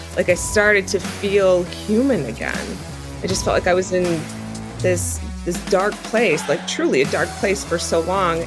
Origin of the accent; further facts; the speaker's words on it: southeastern Wisconsin, United States; I live in, um, southeastern Wisconsin, and I'm still, that's where I was born and raised